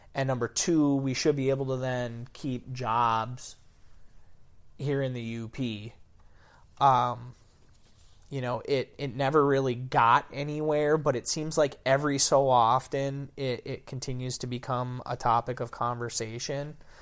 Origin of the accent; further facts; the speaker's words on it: Dickinson County, Upper Peninsula, Michigan, United States; accent: Yooper; living back in my hometown